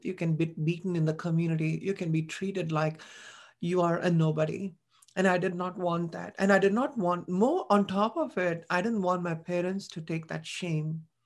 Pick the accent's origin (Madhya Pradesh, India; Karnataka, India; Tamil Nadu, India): Tamil Nadu, India; Chennai; moved away as an adult; I was born and brought up in Chennai.